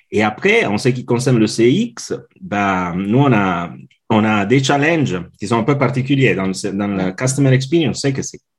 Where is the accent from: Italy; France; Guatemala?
Italy; now in Switzerland; je suis italien, mais je vis en Suisse depuis maintenant 16 ans.